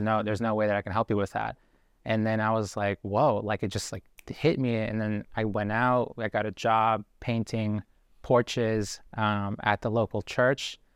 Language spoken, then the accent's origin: English; Boston, Massachusetts, United States; also born or lived in Guayaquil, Ecuador; we moved to Boston when I was four years old